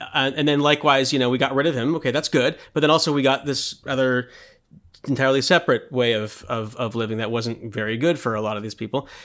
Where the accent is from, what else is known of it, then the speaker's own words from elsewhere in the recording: United States; I grew up in America